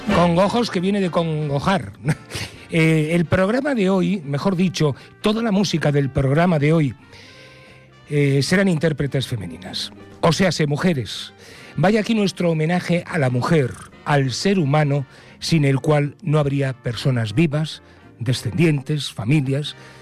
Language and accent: Spanish; Spain; somos españoles con castañuelas y pandereta